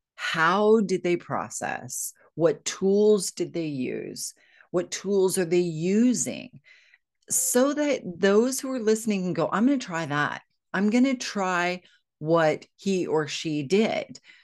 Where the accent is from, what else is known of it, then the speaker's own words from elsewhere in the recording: United States; moved away as an adult; now in United Kingdom; I'm American. I know I live in the UK